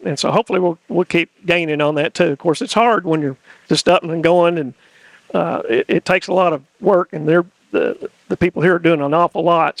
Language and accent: English; East Tennessee, United States; moved away as an adult; now in Sumner County, Tennessee, United States; I grew up in East Tennessee